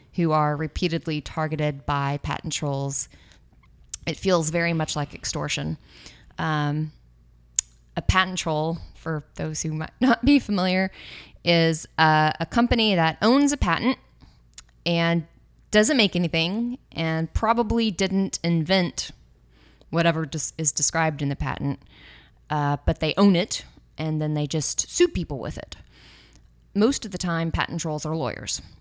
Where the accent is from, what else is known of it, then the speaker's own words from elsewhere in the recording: Austin, Texas, United States; moved away as an adult; now in San Francisco, United States; was born and raised in Austin, Texas. Um, I lived there with my family until I was around